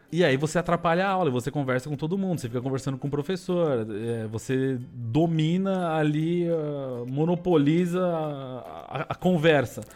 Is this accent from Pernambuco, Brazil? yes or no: no; São Paulo, Brazil; moved away as an adult; also born or lived in Taboão da Serra / United States / Canada; Eu sou de São Paulo, nascido em São Paulo. Tá. Vivi em São Paulo.